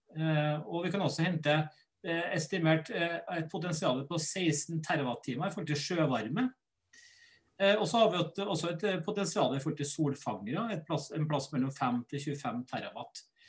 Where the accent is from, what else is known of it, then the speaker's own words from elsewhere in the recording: Norway; Norge vi er verdensmestere i strømforbruk